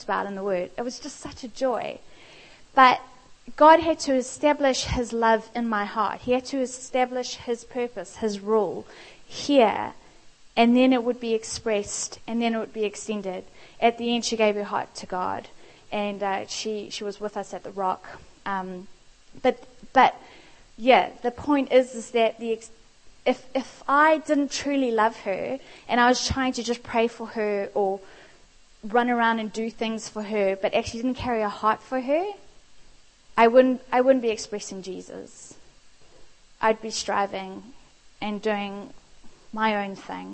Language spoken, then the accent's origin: English; South Africa; moved away; I am South African